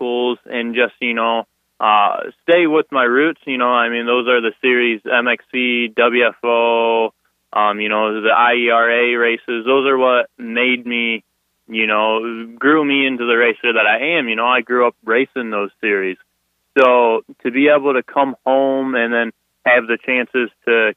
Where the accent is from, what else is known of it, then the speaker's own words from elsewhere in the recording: Sterling, Illinois, United States; I'm from Sterling, Illinois